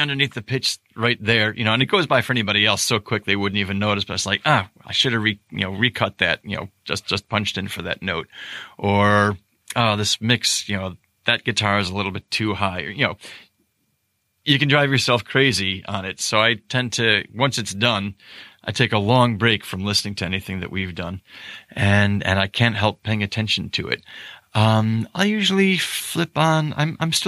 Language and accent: English; Rochester, New York, United States; I grew up in Rochester